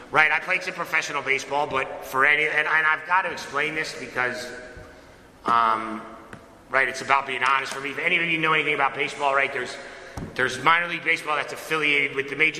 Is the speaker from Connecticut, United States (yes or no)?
yes; Connecticut, United States; I was born and raised in Connecticut